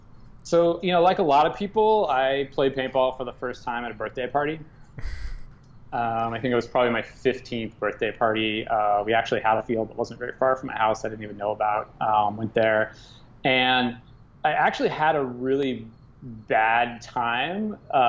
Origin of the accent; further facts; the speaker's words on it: Midwest, United States; growing up in the Midwest during that era, you either wanted to play for Farside or you wanted to play for Aftershock.